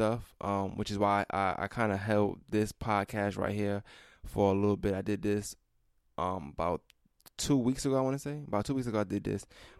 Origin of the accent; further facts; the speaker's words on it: New York, United States; moved away; Because I'm from New York